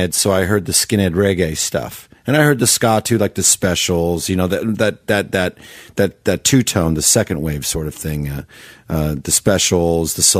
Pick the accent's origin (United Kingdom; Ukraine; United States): United States; Campbell, California; I grew up in Campbell, California.